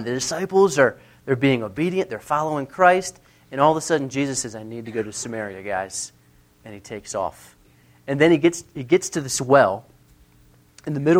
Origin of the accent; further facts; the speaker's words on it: near the Mason-Dixon line, Mason-Dixon line area, United States; I grew up near the Mason-Dixon line